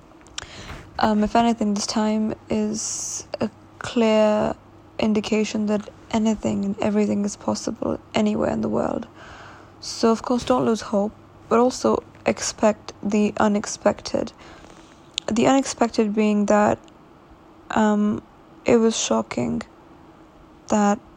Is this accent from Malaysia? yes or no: no; Lahore, Punjab, Pakistan; coming from my home country, Pakistan, and in Lahore